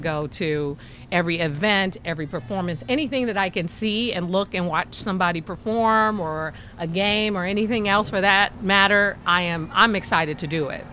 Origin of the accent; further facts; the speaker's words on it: San Francisco, California, United States; growing up in San Francisco